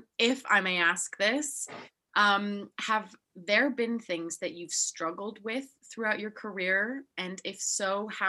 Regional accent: Salzburg, Austria; Yeah, and we come from Salzburg, Austria, where if you're not a banker or a lawyer, you are nothing.

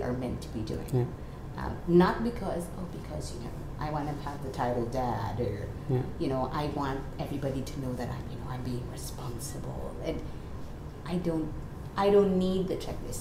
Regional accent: Philippines; I'm Filipino

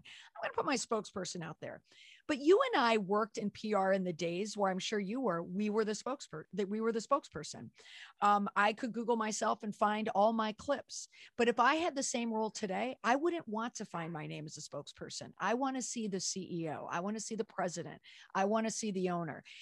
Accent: Minneapolis, Minnesota, United States; moved away; also born or lived in Washington, D.C.; I grew up in the Twin Cities.

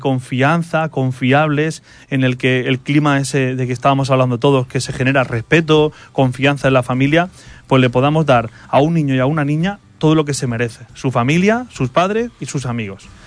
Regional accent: Sax, Valencian Community, Spain; mi pueblo de Sax, el 31 de enero de 1997 a las 7 y media de la tarde.

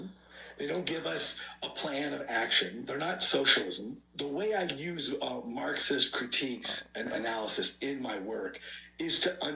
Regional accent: United States; Japanese American communities, we wanted to be seen as American, more American.

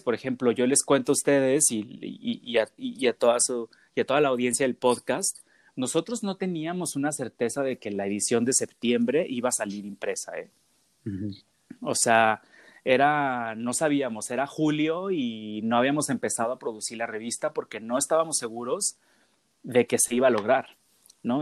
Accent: Guadalajara, Jalisco, Mexico; soy de Guadalajara

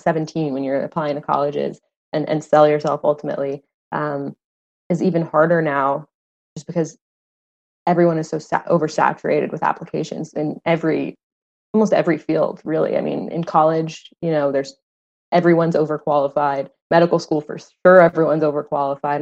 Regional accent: Phoenix, Arizona, United States; moved away as an adult; also born or lived in New York City; I'm from Phoenix. Um, I grew up in Phoenix

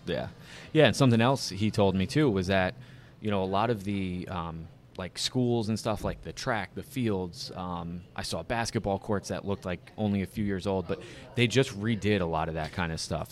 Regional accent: Saddle Brook, New Jersey, United States; growing up in Saddlebrook

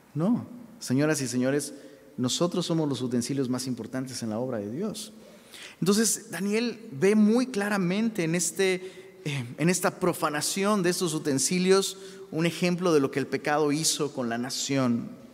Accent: Taxco, Guerrero, Mexico; moved away; allá en la ciudad de Tasco, de donde soy originario.

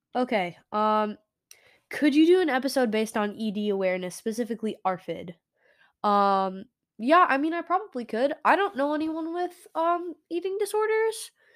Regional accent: United States; America. Yeah, I am definitely an American bean.

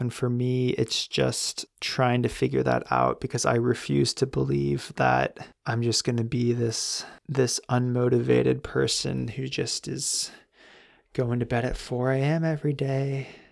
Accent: California, United States; growing up in California

